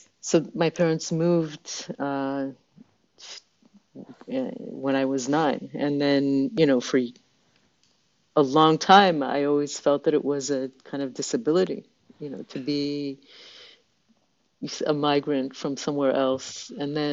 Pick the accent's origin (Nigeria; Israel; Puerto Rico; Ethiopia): Israel; also born or lived in Vancouver, Canada / California, United States; my family migrated to Israel when I was 9 years old.